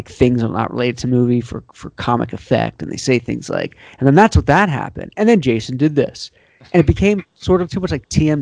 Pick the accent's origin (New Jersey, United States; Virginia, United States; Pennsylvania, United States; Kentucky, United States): Pennsylvania, United States; moved away; growing up in Pennsylvania with the cornfield and all the land that my parents around their house